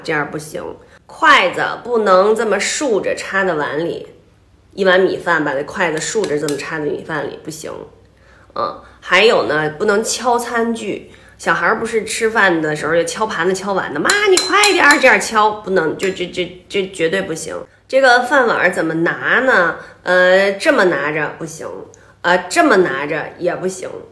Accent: Beijing, China; 我们北京人小时候吃饭呢，爸爸妈妈都给立好多规矩

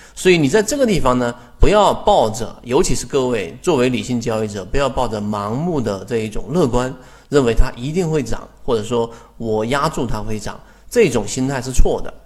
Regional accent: China; 我们中国人

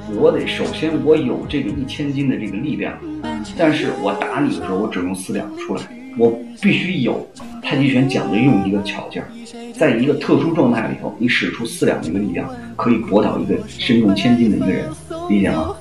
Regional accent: Yongnian, Hebei, China; 我家乡呢是河北省永年县，就在邯郸旁边的，啊，一个县城

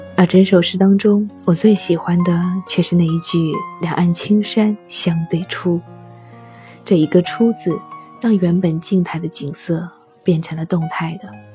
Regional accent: Tianmen Mountain, Anhui, China; 它写的正是我家乡 的那一座天门山

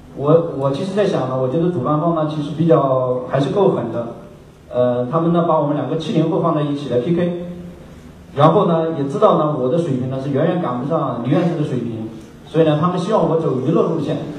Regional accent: Sichuan, China; moved away as an adult; also born or lived in Beijing; 因为我是四川人

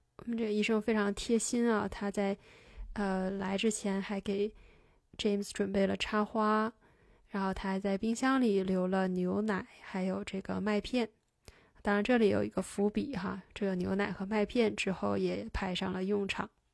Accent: China; 我们中国人

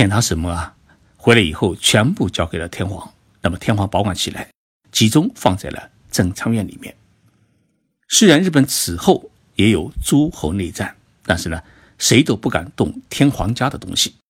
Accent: China; 我们中国人呢

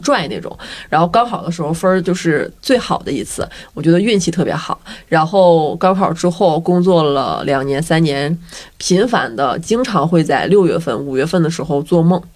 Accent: a county town in Northeast China, China; moved away; 就我们家的地儿比较小，是一个东北县城

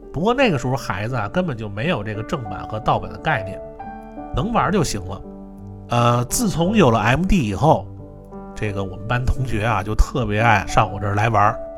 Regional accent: Niujie, Beijing, China; 我们小时候经常去的一个包机房啊，呃，是在这个牛街里边儿

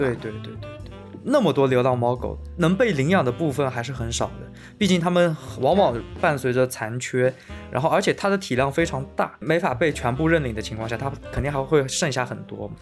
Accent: China; 所以我觉得我们中国人可能就是是最宽容、最博大的一一个民族

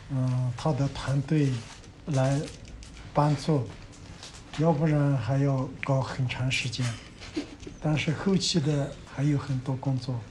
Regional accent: China; 我是土生土长的卢克夫摩梭人

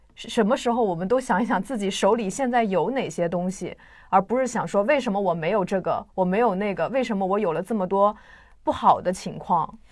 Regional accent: China; 对于我们中国人而言，就是彼此干涉实在是太多了

